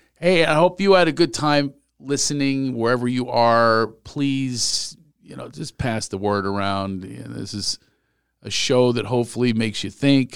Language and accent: English; Philadelphia, Pennsylvania, United States; moved away; I grew up in Philly.